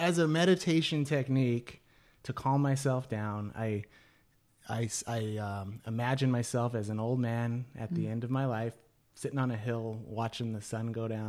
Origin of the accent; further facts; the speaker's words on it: California, United States; And it was weird as a Californian where you go up and hug and, you know, say whatever to anybody, anywhere.